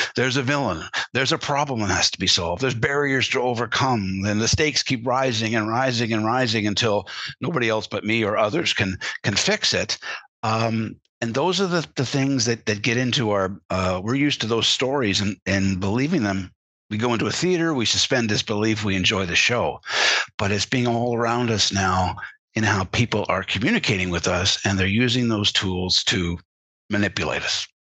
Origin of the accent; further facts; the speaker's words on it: Canada; as a Canadian uh, growing up, and I was, was, around American influences all my life